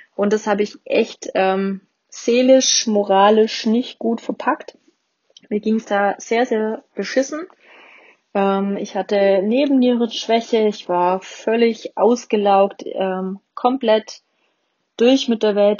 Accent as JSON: {"language": "German", "region": "Swabia", "country": "Germany", "said": "Ich bin auch Schwabe."}